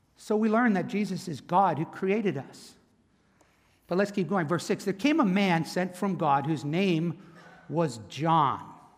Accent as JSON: {"language": "English", "town": "Camden", "region": "New Jersey", "country": "United States", "tie": "born or raised there", "said": "I was born in Camden, Cooper Hospital"}